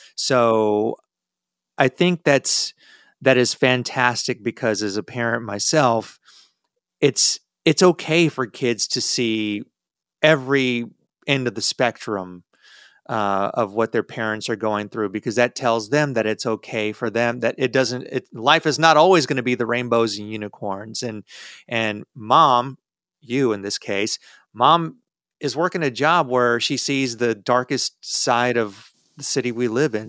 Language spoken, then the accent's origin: English; Texas, United States; as a Texan